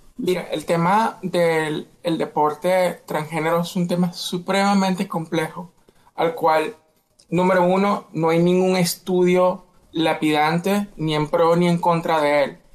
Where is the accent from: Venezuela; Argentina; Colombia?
Venezuela; moved away as an adult; now in United States; yo soy de Venezuela, viví 18 años en Venezuela, me mudo a los Estados Unidos